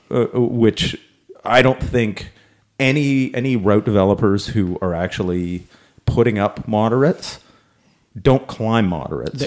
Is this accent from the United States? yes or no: no; Canada; we're Canadian